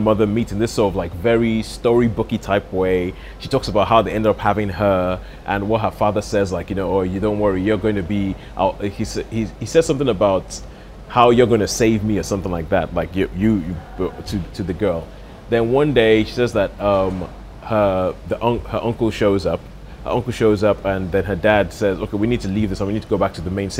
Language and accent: English; Nigeria; moved away; growing up in Nigeria